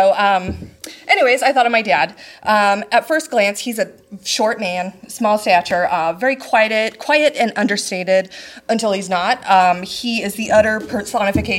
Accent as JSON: {"language": "English", "region": "Nebraska", "country": "United States", "tie": "born or raised there", "said": "I'm actually from Nebraska."}